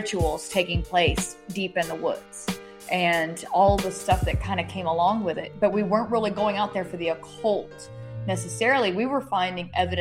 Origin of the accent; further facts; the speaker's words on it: Haywood County, Western North Carolina, United States; moved away as an adult; also born or lived in New Orleans, Louisiana; now in Southern Appalachian region, United States; I'm originally from Western North Carolina, in Haywood County